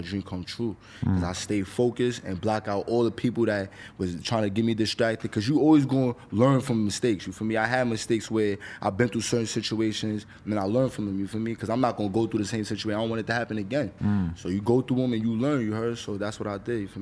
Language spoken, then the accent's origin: English; New York City, New York, United States; I come from the Bronx